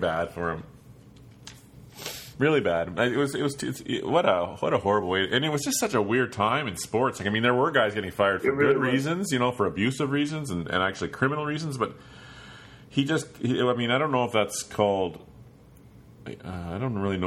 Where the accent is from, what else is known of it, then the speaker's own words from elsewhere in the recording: Prince Albert, Saskatchewan, Canada; I'm from Prince Albert